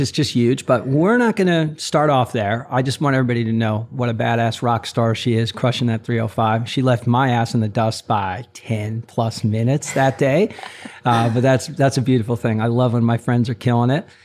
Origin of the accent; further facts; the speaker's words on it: Maplewood, New Jersey, United States; I grew up in Maplewood, South Orange